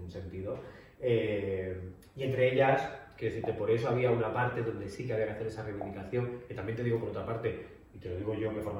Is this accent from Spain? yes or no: yes; Spain; Porque soy maricón de España.